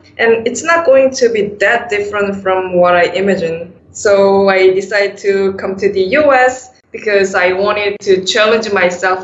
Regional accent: South Korea; moved away as an adult; now in United States; I was born and raised in South Korea

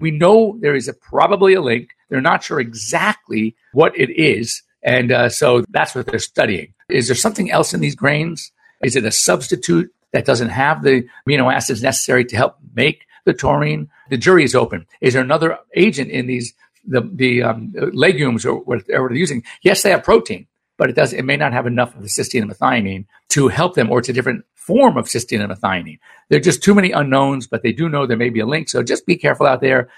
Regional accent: Los Angeles, California, United States; growing up in Los Angeles

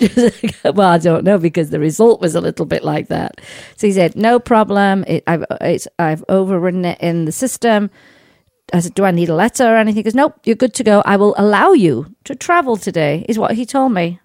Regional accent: United Kingdom; now in United States; I'm a British subject. So I use my British passport

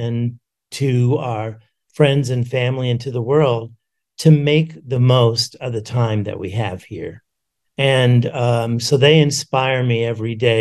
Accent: New York City, New York, United States; I grew up in New York City

